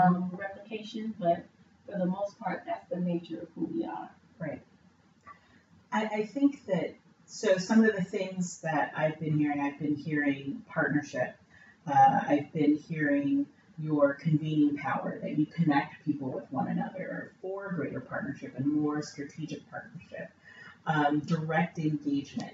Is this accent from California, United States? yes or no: yes; Los Angeles, California, United States; I grew up in South Central LA, and uh, growing up in South Central, you don't see outside of South Central.